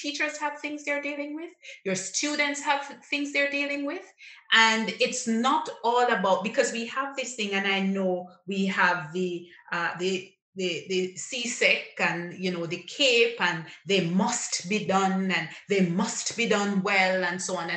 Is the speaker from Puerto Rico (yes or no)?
no; Jamaica; I'm a Jamaican, I understand the Jamaican psyche